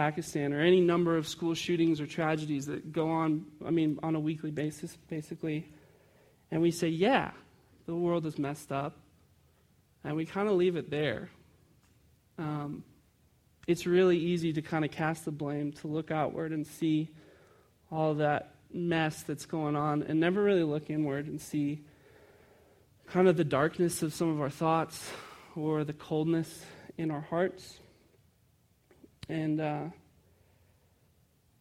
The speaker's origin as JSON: {"language": "English", "town": "Chicago", "region": "Illinois", "country": "United States", "tie": "born or raised there", "said": "I grew up in Chicago, and we got a day off in March because we celebrated Casimir Pulaski"}